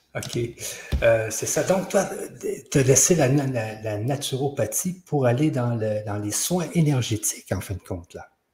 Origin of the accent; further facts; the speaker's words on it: Saint-Georges, Quebec, Canada; je suis de la Beauce. Hein. Je suis de Saint-Georges-de-Beauce.